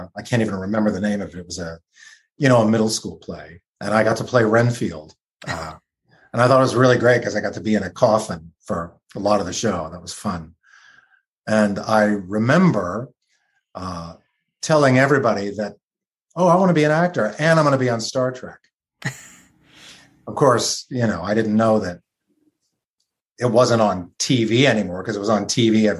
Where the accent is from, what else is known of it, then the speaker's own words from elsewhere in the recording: Dayton, Ohio, United States; moved away; also born or lived in Los Angeles; I grew up in Dayton, Ohio